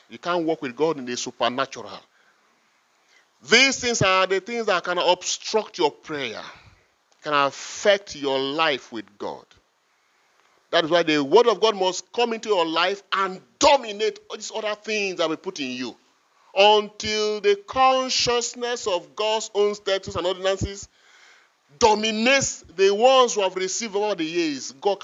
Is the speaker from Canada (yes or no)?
no; Igala, Kogi, Nigeria; first language Igala; English is a second language; I was born in the Igala culture. They start putting in me Igala mentality, Igala culture, Igala language, everything rooted from my culture.